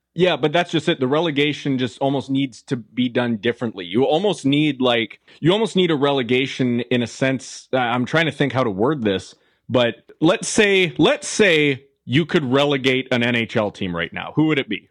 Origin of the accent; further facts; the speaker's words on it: Canada; as a Canadian